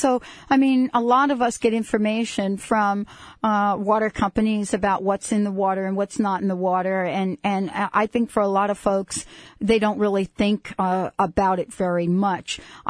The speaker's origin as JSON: {"language": "English", "region": "New Jersey", "country": "United States", "tie": "born or raised there", "said": "I grew up in New Jersey."}